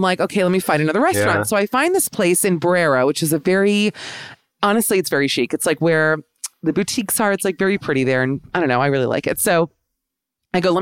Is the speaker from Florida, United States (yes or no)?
no; New York, United States; I'm just an American New Yorker